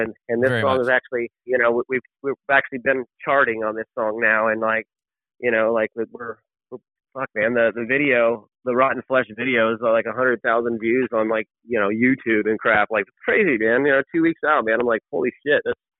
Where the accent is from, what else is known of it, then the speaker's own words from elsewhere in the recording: San Antonio, Texas, United States; also born or lived in Round Rock, Texas; I grew up in San Antonio, you know, I finished high school in Austin area, Round Rock